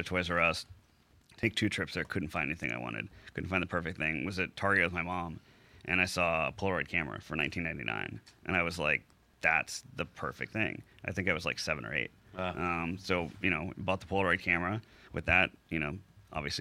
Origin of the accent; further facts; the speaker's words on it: Houston, Texas, United States; moved away; I grew up in Houston, went to Beller High School.